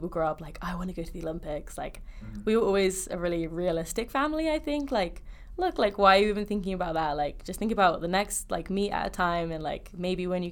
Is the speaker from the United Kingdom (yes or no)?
yes; Slough, South East England, United Kingdom; moved away as an adult; also born or lived in Bristol; now in Utah, United States; that's where I grew up. I grew up in Slough